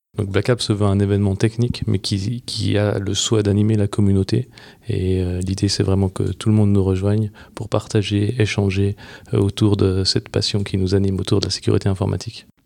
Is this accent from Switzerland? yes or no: yes; Switzerland; chez nous en Suisse